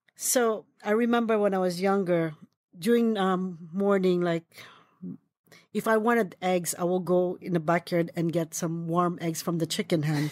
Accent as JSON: {"language": "English", "country": "Philippines", "tie": "born or raised there", "moved": "yes", "lives_now": "United States", "said": "I was born in the Philippines, and when I was young, my grandmother and my aunt is a big influence of my cooking."}